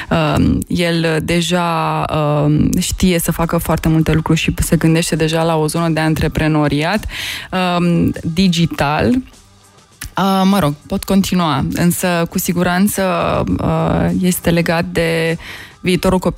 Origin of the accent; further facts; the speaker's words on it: Romania; spuneai în viața unui român, sunt român, că o să mă gândesc la viața mea în 2030